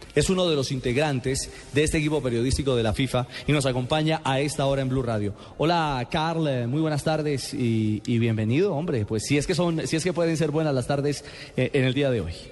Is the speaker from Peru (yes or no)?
no; Colombia; como colombiano